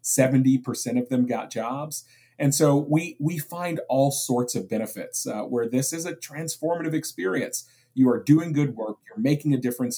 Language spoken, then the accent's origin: English; Springfield, Massachusetts, United States; I was just recently in my hometown of Springfield, Massachusetts, and I was visiting the Boys and Girls Club where I grew up